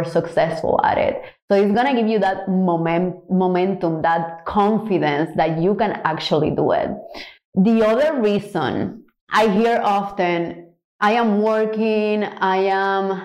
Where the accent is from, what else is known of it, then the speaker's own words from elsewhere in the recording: Cuba; now in Houston, United States; I'm from Cuba originally